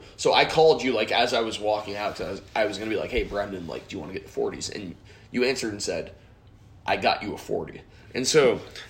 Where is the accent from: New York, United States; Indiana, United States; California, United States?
Indiana, United States; Westfield; moved away; a gas station in Westfield, Indiana, which happens to be my hometown.